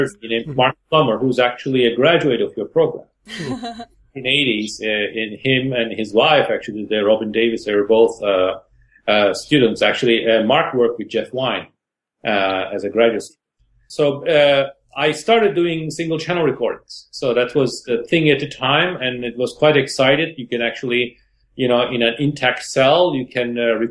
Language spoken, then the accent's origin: English; Istanbul, Turkey; moved away as an adult; born in Istanbul and in Turkey. I grew up in Istanbul, and I studied my undergraduate in Istanbul